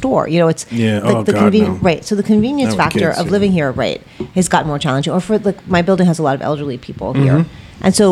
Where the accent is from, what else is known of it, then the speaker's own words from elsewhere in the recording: Long Island, New York, United States; when I was growing up on Long Island